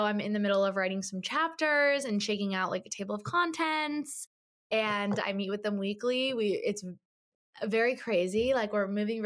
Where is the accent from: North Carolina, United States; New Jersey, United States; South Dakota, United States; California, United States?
New Jersey, United States; moved away as an adult; also born or lived in Michigan; now in New York City, United States; I grew up in Jersey.